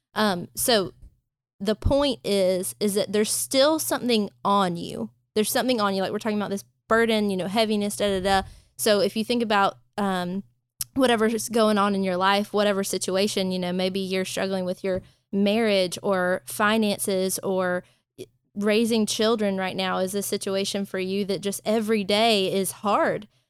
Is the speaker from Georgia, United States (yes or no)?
yes; Thomasville, Georgia, United States; now in Pensacola, United States; I'm from Georgia, but 100% a city girl